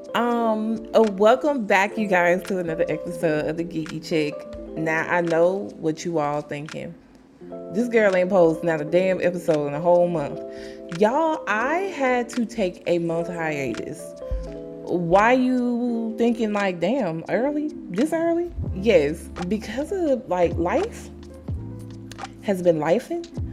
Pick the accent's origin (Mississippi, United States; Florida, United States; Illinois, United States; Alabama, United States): Alabama, United States; my home state